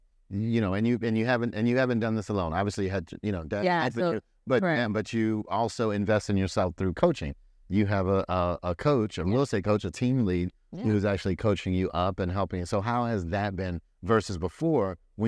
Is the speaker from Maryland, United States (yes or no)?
yes; Maryland, United States; So what, so we're growing up in Maryland County, out in Baltimore County.